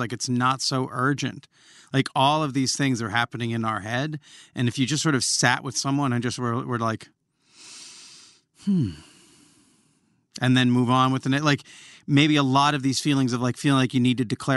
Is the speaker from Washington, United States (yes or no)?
yes; Olympia, Washington, United States; I grew up in Olympia, Washington, and Riot Girl culture